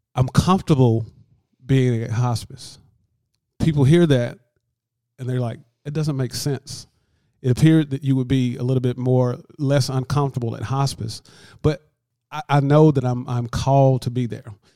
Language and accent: English; Lanett, Alabama, United States; moved away as an adult; now in LaGrange, United States; I was actually born and raised in Lynette, Alabama, which is about thirteen miles south of here